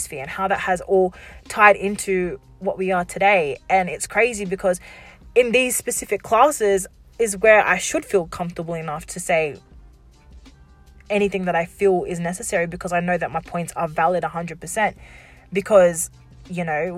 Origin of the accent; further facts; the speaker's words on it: Wollongong, New South Wales, Australia; also born or lived in Warrawong / Shellharbour / Albion Park; So when I grew up down here in Wollongong, you know, I lived in the, what we like to say, the ghetto of Wollongong, which is, you know, out Warrawong area